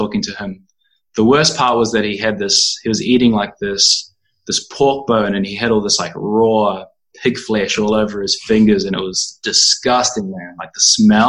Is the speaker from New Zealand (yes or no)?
yes; New Zealand; moved away as an adult; now in Berlin, Germany; I'm from New Zealand, and I've been living in Berlin for the past 2 years